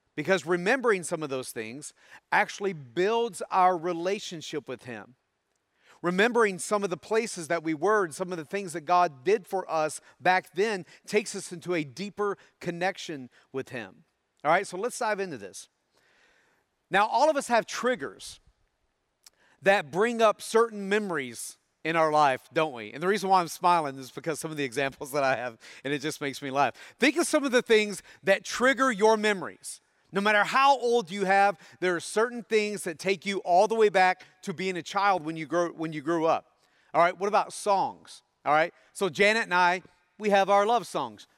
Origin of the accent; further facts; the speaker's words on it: Tennessee, United States; growing up in Tennessee